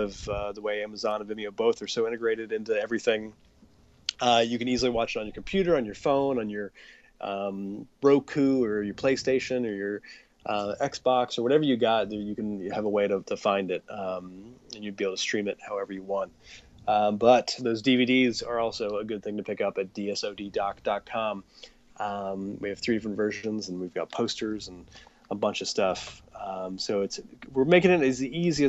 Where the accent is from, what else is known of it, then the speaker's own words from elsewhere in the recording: Akron, Ohio, United States; moved away; my hometown of Akron, Ohio